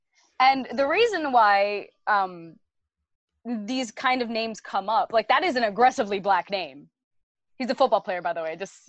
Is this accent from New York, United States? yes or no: yes; Brooklyn, New York, United States; I grew up in East New York, Brooklyn, right? So I speak a certain way. My accent is a certain way.